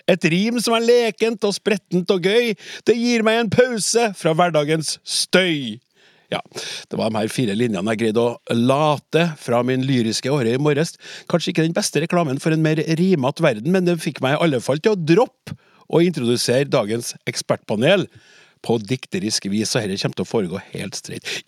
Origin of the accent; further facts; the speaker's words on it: Trøndelag, Norway; Selv er jeg trønder som deg, og uttaler Oslo som Oslo.